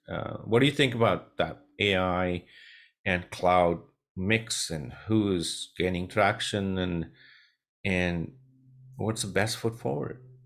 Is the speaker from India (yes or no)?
yes; India; moved away as an adult; now in United States; I'm born and raised in India